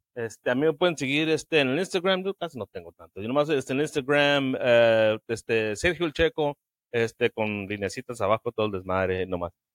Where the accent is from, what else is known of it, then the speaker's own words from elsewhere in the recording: Sinaloa, Mexico; now in United States; Yo nací crecí en Sinaloa